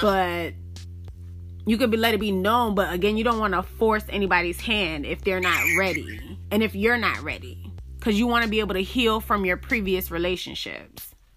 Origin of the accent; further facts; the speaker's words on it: Miami, Florida, United States; I grew up in Miami, Florida, but my family is again Jamaican